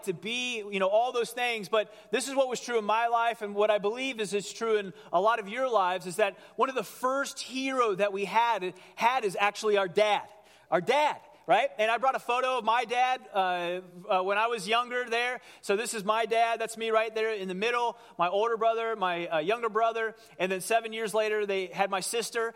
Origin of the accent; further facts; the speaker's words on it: Cincinnati, Ohio, United States; I grew up in Cincinnati